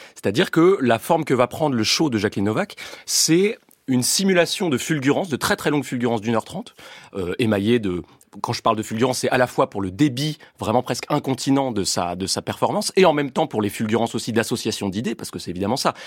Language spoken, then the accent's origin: French; France; je suis français